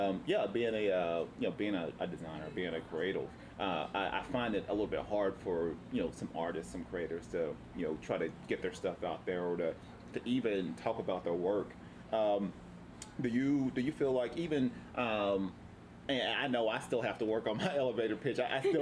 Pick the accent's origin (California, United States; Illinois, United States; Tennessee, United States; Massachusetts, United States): Tennessee, United States; moved away as an adult; now in Oceanside, United States; I'm originally from Tennessee